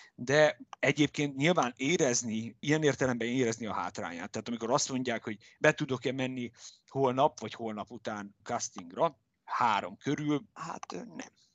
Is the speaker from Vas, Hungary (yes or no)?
no; Debrecen, Hajdú-Bihar, Hungary; also born or lived in Budapest; én meg itt születtem, itt nőttem föl, és itt érettségiztem